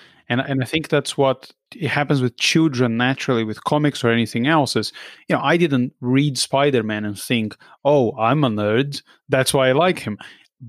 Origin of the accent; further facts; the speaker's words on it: Brazil; moved away; I grew up in Brazil.